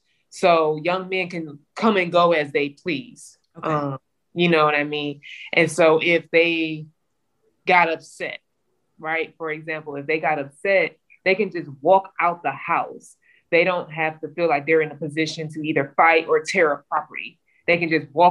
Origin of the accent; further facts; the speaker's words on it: Cleveland, Ohio, United States; I'm from Cleveland, Ohio.